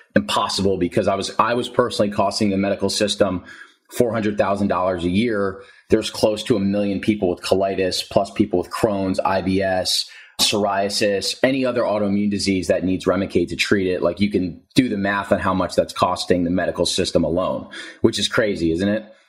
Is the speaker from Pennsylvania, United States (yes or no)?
no; New Jersey, United States; moved away as an adult; also born or lived in Princeton, New Jersey; now in San Diego, United States; I'm from New Jersey. So I was living at home with my parents in New Jersey